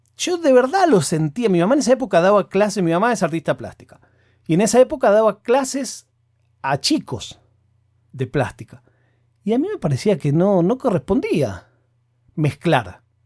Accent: Argentina; yo soy argentino

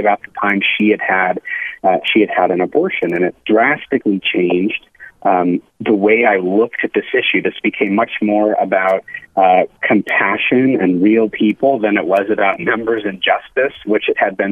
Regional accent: Phoenix, Arizona, United States; I grew up in Phoenix.

